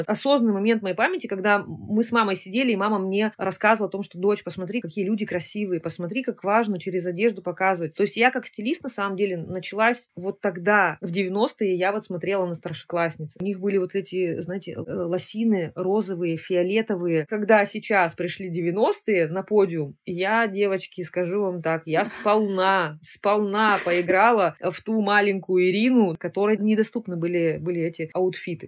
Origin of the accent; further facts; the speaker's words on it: Nizhny Tagil, Sverdlovsk Oblast, Russia; я сама родилась в Нижнем Тагиле. У меня мама работала на заводе